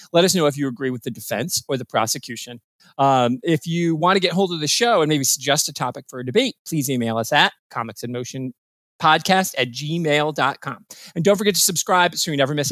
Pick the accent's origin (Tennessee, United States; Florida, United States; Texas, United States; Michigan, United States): Michigan, United States; moved away; my home state of Michigan